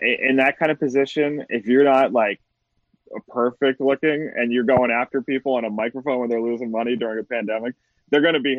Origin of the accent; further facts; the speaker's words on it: East Coast, United States; moved away; I grew up in the East Coast